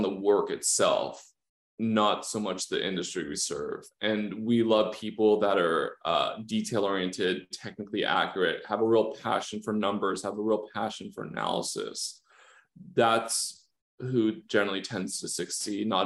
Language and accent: English; Los Angeles, California, United States; I'm from Southern California, I'm from